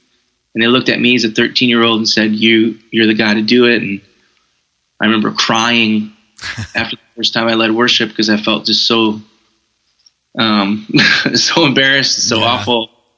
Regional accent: Detroit, Michigan, United States; now in Minneapolis, United States; I grew up in the church. I grew up in, like I said, River Valley's in Minneapolis, but I grew up in the Detroit, Michigan area. And I grew up in a very a charismatic Pentecostal atmosphere

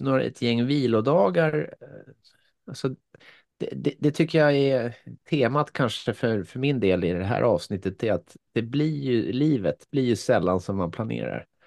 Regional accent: Finland; now in Sweden; ja, jag är född i Finland, eh, ja. men jag är svensk medborgare sedan 45 år.

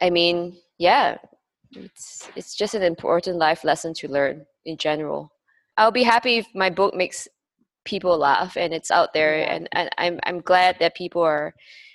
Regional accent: Malaysia; moved away; also born or lived in Singapore; my home country, Malaysia

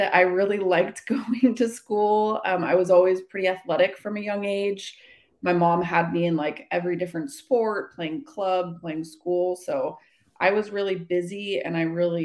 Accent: Redwood City, California, United States; I was born in Redwood City, California, and then pretty much haven't left the Bay Area

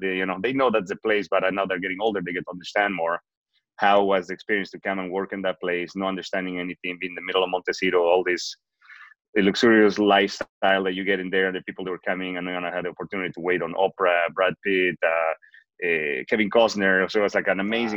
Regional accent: Bolivia; first language Spanish; English is a second language; moved away as an adult; now in United States; I'm originally from Bolivia. I moved to the United States in 2003 in May to learn English after I graduated from college

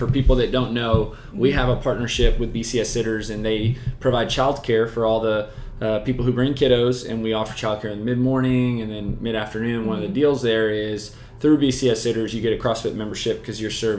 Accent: Houston, Texas, United States; first language Spanish; English is a second language; I was born in Houston, but my older brother spoke, you know, Spanish. I mean, basically, when I was born, that was all we spoke at home, and mm-hmm. I had to learn English when I went to school

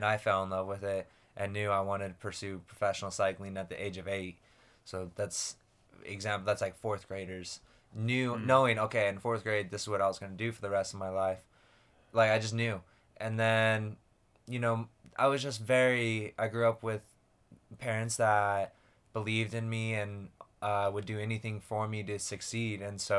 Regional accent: Lehi, Utah, United States; I grew up in Lehi, Utah, typical kind of Mormon boy, raised.

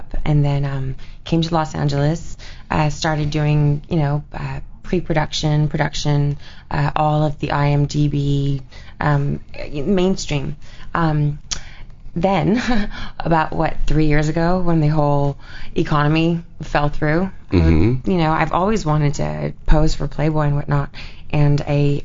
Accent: Iran; moved away; I was born in Iran during the revolution

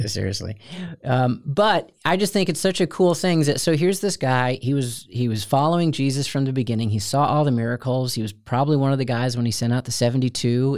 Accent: Steubenville, Ohio, United States; I'd say from from Steubenville, and they'd say we're Steubenville, and I'd say it's south of Cleveland.

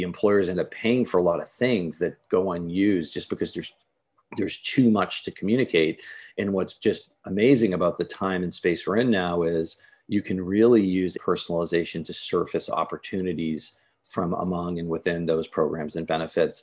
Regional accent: Northeast, United States; now in Laguna Beach, United States; I'm from the Northeast

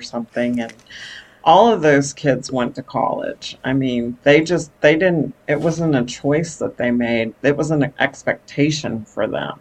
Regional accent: New York City, New York, United States; now in Texas, United States; I was born in Brooklyn, New York, and uh, migrated to Texas in the 1970s, uh, late 70s

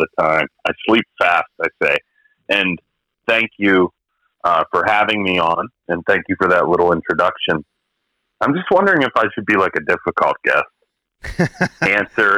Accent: McKeesport, Pennsylvania, United States; I'm from McKeesport, Pennsylvania

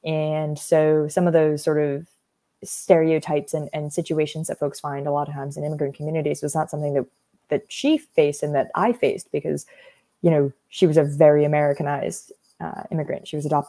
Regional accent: northern New Jersey, United States; moved away as an adult; also born or lived in Boston; now in Winchester, United States; I was born in New Jersey and raised in New Jersey

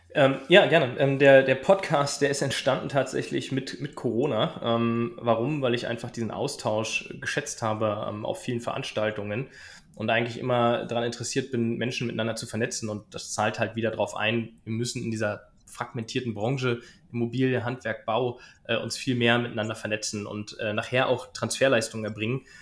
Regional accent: Berlin, Germany; ich komme aus Berlin

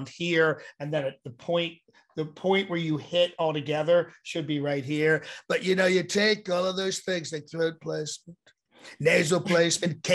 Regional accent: Ambler, Pennsylvania, United States; I grew up in Ambler, which you know of, and I grew up in the row home section

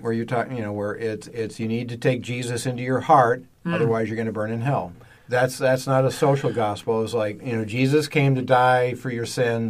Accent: Superior, Wisconsin, United States; moved away; when I grew up in Wisconsin, it was, I don't know if I would say progressive or liberal

